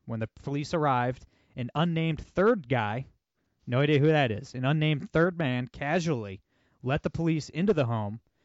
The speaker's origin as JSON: {"language": "English", "region": "Ohio", "country": "United States", "said": "I'm from Ohio"}